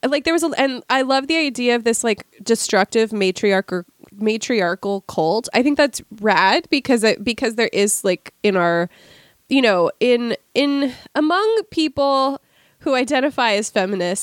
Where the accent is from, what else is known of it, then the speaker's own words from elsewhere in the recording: Washington, United States; as a native resident of Washington State